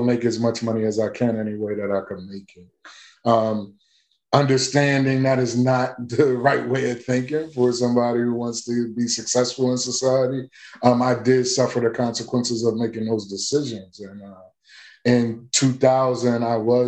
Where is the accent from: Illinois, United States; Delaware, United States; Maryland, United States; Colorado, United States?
Delaware, United States; Wilmington; I am from, born and raised in Wilmington, Delaware.